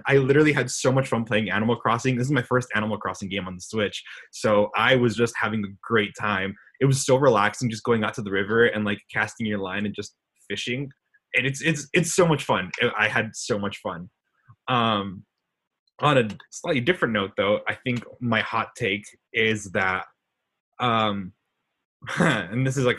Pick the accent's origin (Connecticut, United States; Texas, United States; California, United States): Texas, United States; El Paso; I'm the vice president, not a vice president, the vice president for GBC. My hometown is El Paso, Texas, known for mountains and Beto, basically.